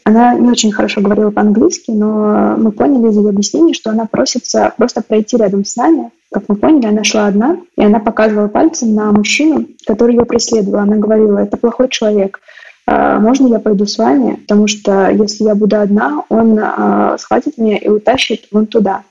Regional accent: Moscow, Russia; Я выросла в Москве, в районе Чертанова

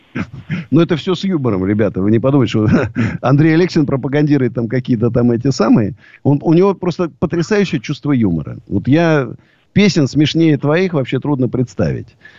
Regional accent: Moscow, Russia; я даже не россиянин, я москвич даже

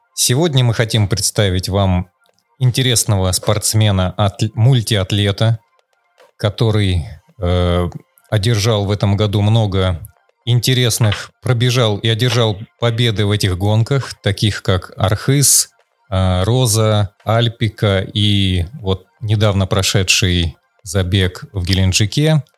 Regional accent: Urals, Russia; я сам с Урала

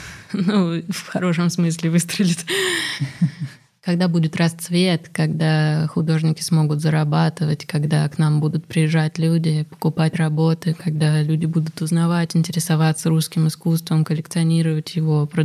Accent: Russia; accent: Russian; Наверное, я говорю с ужасным русским акцентом.

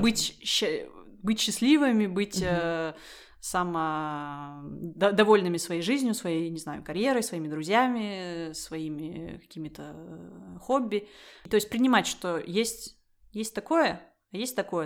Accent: Russia; moved away as an adult; now in France; я выросла в России

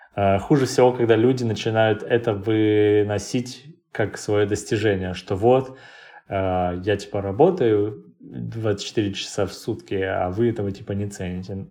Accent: Krasnoyarsk, Krasnoyarsk Krai, Russia; moved away as an adult; now in Moscow, Russia; я обычный человек из Красноярска

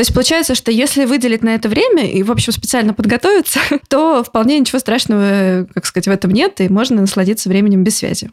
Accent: Saint Petersburg, Russia; я тоже из Петербурга

